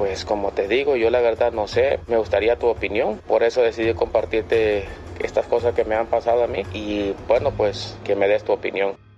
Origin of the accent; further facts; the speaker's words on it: Honduras; moved away as an adult; now in Ecuador; cuando estuve en mi país natal, Honduras.